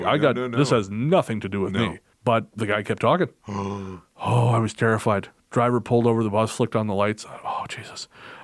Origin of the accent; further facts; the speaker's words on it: Canada; I'm from Canada.